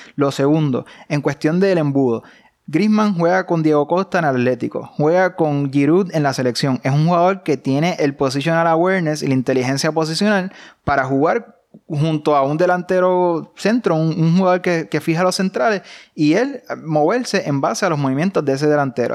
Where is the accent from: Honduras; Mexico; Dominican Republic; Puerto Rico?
Puerto Rico; somos puertorriqueños